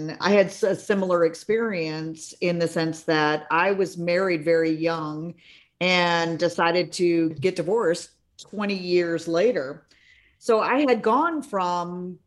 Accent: Florida, United States; I'm a native Floridian

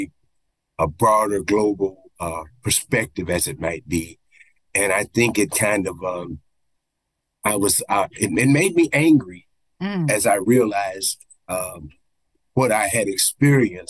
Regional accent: Tulsa, Oklahoma, United States; I'm an Oklahoma boy. I was born and raised in Oklahoma, and actually Tulsa County, you know, that Black Wall Street area.

